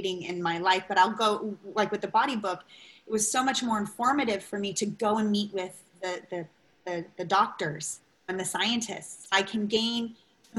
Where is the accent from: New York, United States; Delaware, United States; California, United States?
California, United States; Long Beach; moved away; growing up where I grew up in Long Beach